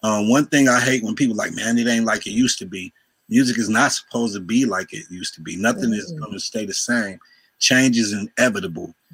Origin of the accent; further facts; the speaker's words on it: Cleveland, Ohio, United States; Cleveland, Ohio